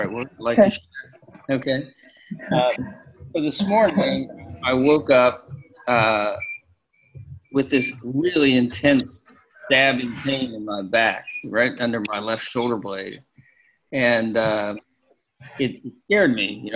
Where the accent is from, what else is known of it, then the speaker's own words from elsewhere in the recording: Pittsburgh, Pennsylvania, United States; We grew up in Pittsburgh